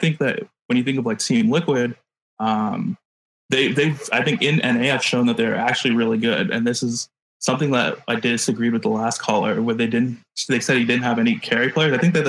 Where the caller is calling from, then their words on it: Chino Hills, California, United States; Like an hour east of LA, like Chino Hills area.